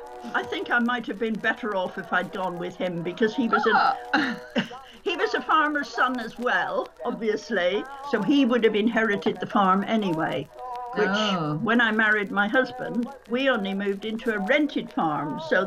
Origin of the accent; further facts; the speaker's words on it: Cotley, South West England, United Kingdom; I was born in a farmhouse, as far as I know, in a little village called Cotley in Devon. My father and his grandfather had lived in the same farmhouse for centuries, I think.